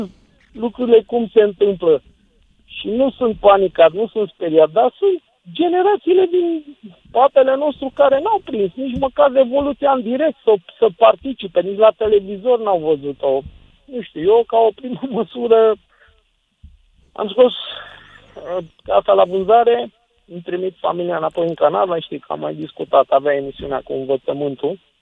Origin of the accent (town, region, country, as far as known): Romania